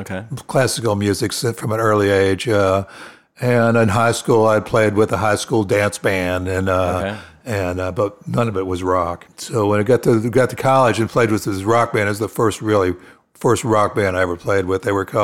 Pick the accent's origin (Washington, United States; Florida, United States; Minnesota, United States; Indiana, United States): Florida, United States; Clearwater; also born or lived in Pennsylvania / Sarasota; I was born in Pennsylvania, moved to Florida as a first grader, lived in Clearwater until I went to junior high school and moved to Sarasota.